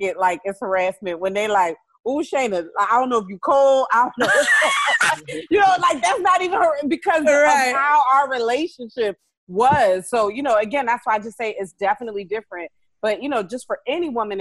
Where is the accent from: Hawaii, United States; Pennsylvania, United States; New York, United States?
Pennsylvania, United States; Philadelphia; I'm from Philly